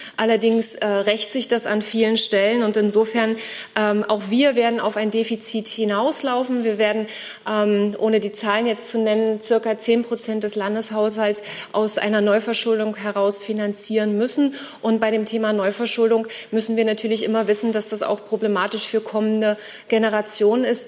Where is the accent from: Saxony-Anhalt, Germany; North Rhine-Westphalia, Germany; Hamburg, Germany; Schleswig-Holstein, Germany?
Saxony-Anhalt, Germany; Ich komme aus Sachsen-Anhalt, aus meiner Sicht einem wunderschönen Bundesland